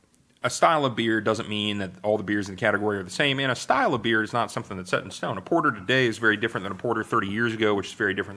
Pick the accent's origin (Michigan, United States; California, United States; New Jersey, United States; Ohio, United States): Ohio, United States; Wapakoneta; also born or lived in Columbus, Ohio; I'm born and raised in Wapak. I only left to go to college. I went to Ohio State.